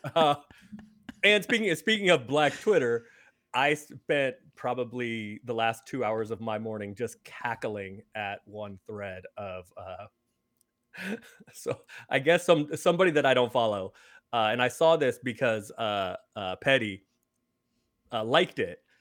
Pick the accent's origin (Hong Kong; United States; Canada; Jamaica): United States; San Francisco, California; I grew up in San Francisco, so I did grow up a Warriors fan